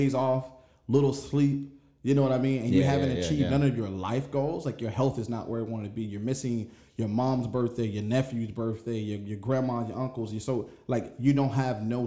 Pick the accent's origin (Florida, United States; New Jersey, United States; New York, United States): Florida, United States; Winter Park; moved away as an adult; I'm from Orange County, Florida. Yeah. I would say my hometown, Winter Park